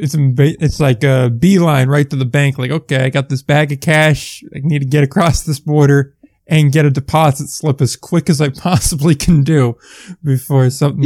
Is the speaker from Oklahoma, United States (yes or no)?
no; Northern New Jersey, United States; we're from Northern New Jersey.